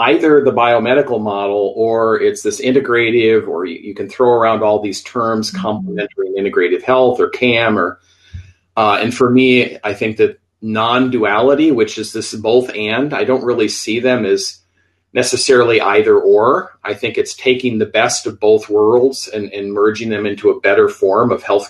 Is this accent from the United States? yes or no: yes; Iowa, United States; also born or lived in Minneapolis, Minnesota; now in Tucson, United States; I'm originally from Iowa. I grew up in the Midwest, spent many years, 16 to be exact, in Minneapolis, Minnesota before the move here to Arizona.